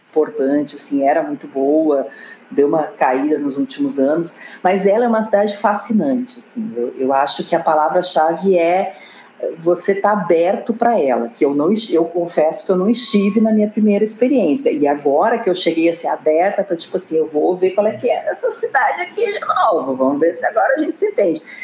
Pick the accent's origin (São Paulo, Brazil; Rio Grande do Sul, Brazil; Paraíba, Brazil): Rio Grande do Sul, Brazil; Porto Alegre; accent: gaúcho; moved away as an adult; also born or lived in Brasília; vocês têm sotaque gaúcho, ah, nós somos de Porto Alegre